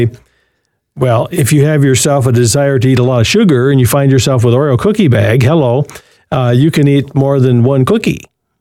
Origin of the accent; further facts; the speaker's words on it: Berkley, Michigan, United States; moved away; Detroit Metro, my hometown where I grew up as a little boy, and out there in Berkeley, 12 Mile and Woodward.